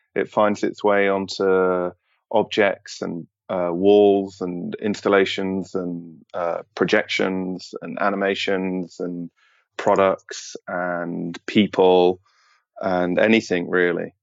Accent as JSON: {"language": "English", "country": "United Kingdom", "said": "as a British person"}